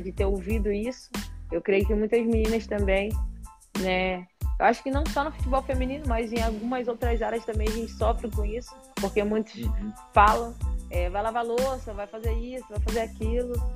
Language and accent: Portuguese; Rio de Janeiro, Brazil; eu nasci e fui criada em Bangu, né, Rio da Prata